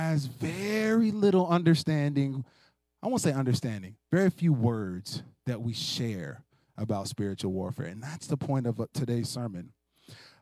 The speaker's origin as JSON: {"language": "English", "country": "United States", "said": "American Christians who like competition"}